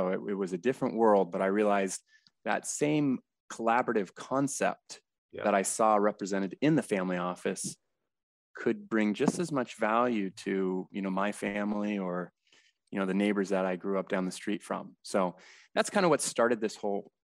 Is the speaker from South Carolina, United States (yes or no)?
no; San Diego, California, United States; Born and raised in San Diego, still located here